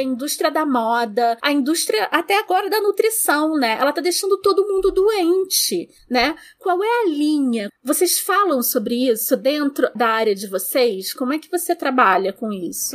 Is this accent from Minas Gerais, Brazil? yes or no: no; Rio de Janeiro, Brazil; A gente veio da Vila da Penha, classe média bem baixa, baixa, baixa